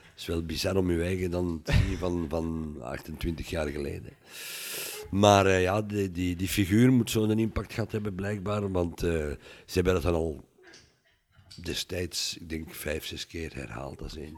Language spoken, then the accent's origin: Dutch; Mechelen, Flanders, Belgium; now in Wachtebeke, Belgium; mijn geboortestad